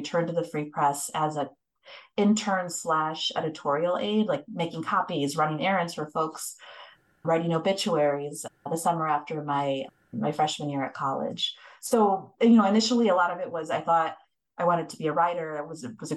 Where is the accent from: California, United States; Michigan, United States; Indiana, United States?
Michigan, United States; Metro Detroit; now in Chicago, United States; So I am from Metro Detroit. I grew up in a Detroit suburb